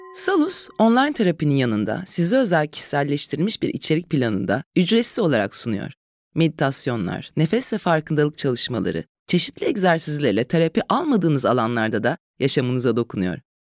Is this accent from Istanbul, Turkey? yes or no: no; İzmir, Turkey; also born or lived in Çeşme; biz İzmirliyiz, Çeşme'de çok büyük bir zamanımızı